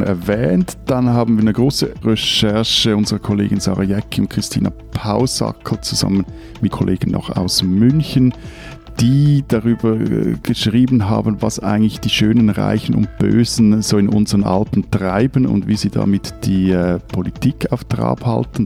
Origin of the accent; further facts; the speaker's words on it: neighbouring municipality of Männedorf, Zurich, Switzerland; Der Schweizer Hauptsitz, der ist in Menedorf und ich bin da in der Nachbargemeinde aufgewachsen.